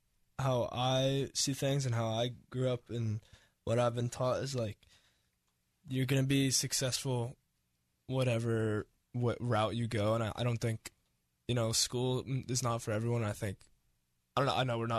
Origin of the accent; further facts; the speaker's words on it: Mercer Island, Washington, United States; growing up on Mercer Island, being around, like, the most competitive sports and the most competitive schooling and the most competitive social scene.